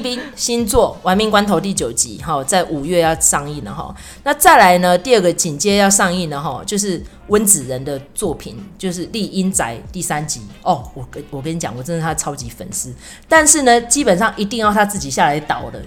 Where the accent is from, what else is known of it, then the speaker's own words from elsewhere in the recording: Taiwan; 可是我们不是中国人，我们是台湾人